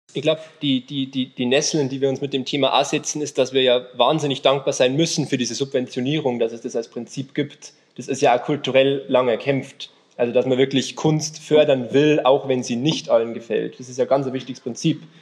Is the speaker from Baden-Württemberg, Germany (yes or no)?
no; Alpine foothills south of Munich, Bavaria, Germany; now in Munich, Germany; komme eigentlich ursprünglich noch von ganz viel, noch südlicher. Also Alpenvorland ist schon nett gesagt